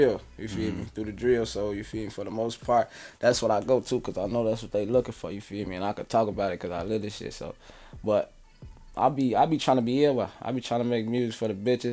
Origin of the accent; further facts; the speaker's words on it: Chicago, Illinois, United States; also born or lived in South Side, Chicago; I'm from North Avenue and Lawler, but I stay south. I been staying south for a minute now, shit, since we moved out from west, from off Lawler